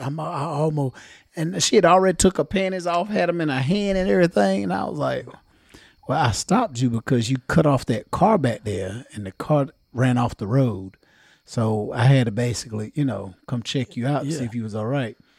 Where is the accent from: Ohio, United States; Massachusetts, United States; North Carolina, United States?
North Carolina, United States; Johnston County; Us being from Johnston County